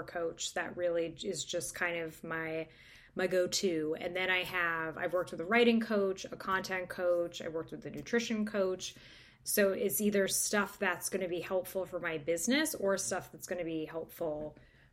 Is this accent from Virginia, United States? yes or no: no; New Hampshire, United States; I'm from New Hampshire